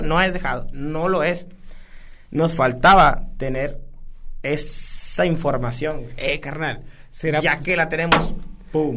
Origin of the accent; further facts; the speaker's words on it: San Buenaventura, Coahuila, Mexico; soy sanguinense